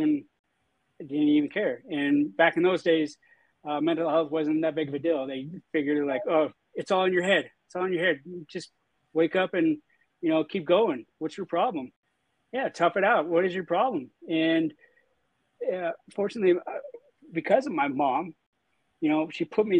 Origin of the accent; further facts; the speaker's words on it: St. George, Utah, United States; I was born and raised in St. George, Utah.